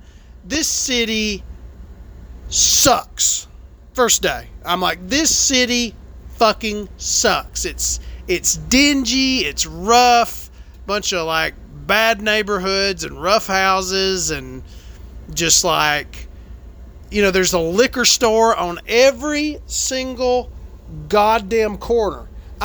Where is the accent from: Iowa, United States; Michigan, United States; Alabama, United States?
Alabama, United States; I'm from Alabama.